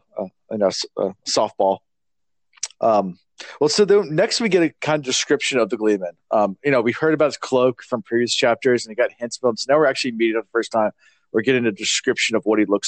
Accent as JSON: {"language": "English", "region": "Virginia", "country": "United States", "said": "we're from Virginia"}